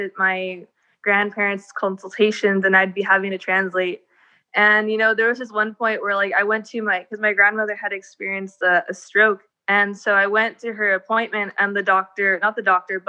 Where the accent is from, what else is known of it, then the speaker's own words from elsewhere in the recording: Wilmington, United States; growing up, I'm from an underserved community, so I'm from Wilmington, and it's predominantly Hispanic.